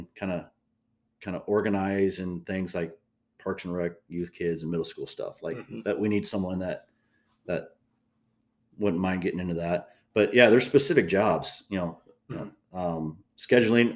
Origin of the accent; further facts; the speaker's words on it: Fort Dodge, Iowa, United States; where I grew up in the Fort Dodge